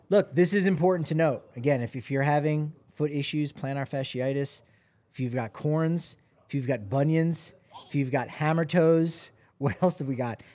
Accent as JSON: {"language": "English", "region": "New Jersey", "country": "United States", "said": "I'm from New Jersey"}